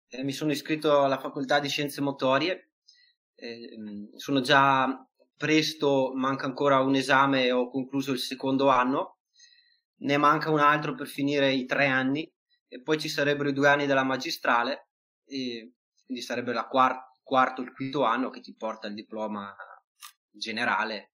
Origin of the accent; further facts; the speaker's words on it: Verona, Veneto, Italy; anche io stesso sono di Verona